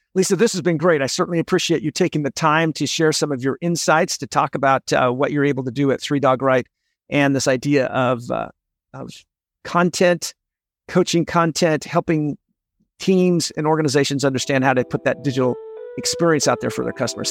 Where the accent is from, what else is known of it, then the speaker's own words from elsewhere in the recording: Olympia, Washington, United States; also born or lived in San Diego; now in San Jose, United States; I'm from Olympia, Washington